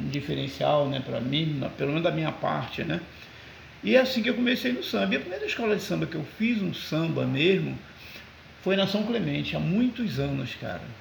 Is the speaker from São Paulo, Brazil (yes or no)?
no; Rio de Janeiro, Brazil; eu nasci em Vila Isabel uhum. e fui com. E, mas morava no Morro do Andaraí, né? Lá em cima.